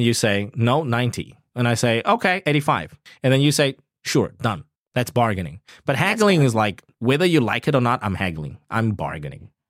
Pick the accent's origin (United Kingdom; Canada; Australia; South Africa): South Africa; now in Taiwan; I come from South Africa, a developing country.